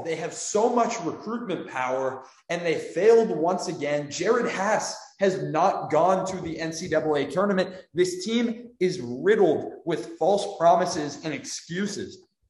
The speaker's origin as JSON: {"language": "English", "town": "San Francisco", "region": "California", "country": "United States", "tie": "born or raised there", "said": "I grew up in San Francisco."}